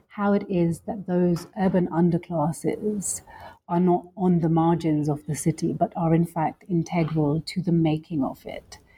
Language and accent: English; London, United Kingdom; also born or lived in Lahore, Pakistan; I grew up in London, um, and I also grew up a little bit also in Pakistan, specifically in Lahore